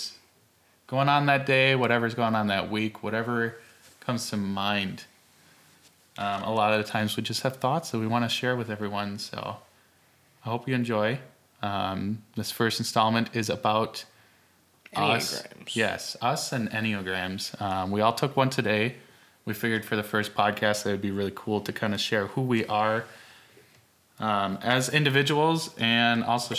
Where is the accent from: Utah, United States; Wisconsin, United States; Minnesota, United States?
Wisconsin, United States; Born and raised in Wisconsin